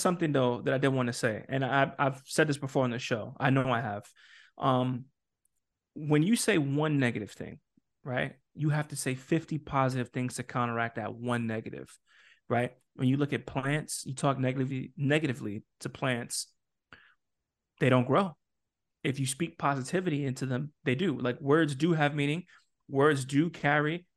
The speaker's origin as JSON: {"language": "English", "town": "New York City", "region": "New York", "country": "United States", "said": "I come from New York City"}